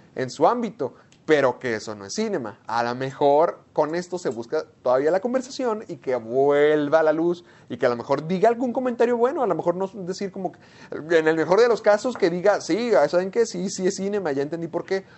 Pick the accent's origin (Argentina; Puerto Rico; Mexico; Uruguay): Mexico; Delicias, Chihuahua; Sergio y yo crecimos en Delicias, Chihuahua